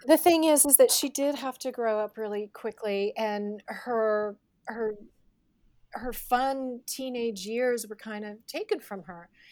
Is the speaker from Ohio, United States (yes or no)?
no; Northern California, United States; I grew up in Northern California